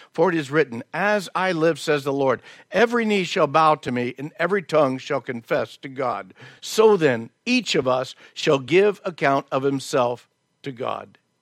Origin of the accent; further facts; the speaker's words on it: the South, United States; moved away; I was raised in the South.